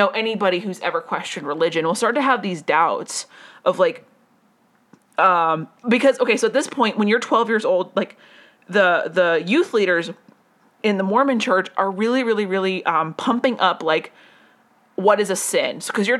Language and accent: English; Colombia; also born or lived in Las Vegas, United States; I did grow up in Colombia, but that's not what I'm trying to say. I grew up in Las Vegas for a little while.